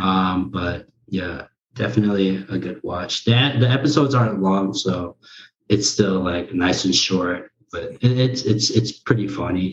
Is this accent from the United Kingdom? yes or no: no; United States; first language Korean; English is a second language; I thought I was born in Korea up until then, but then come to find out I was born in the U.S.